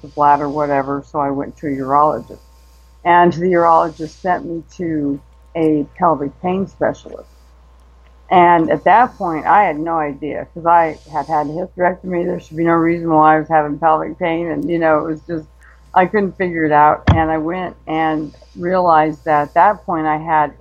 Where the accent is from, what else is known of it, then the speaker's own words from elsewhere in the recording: Denver, Colorado, United States; moved away as an adult; now in Arizona, United States; we moved from Denver, where I was originally born, to Arizona because of jobs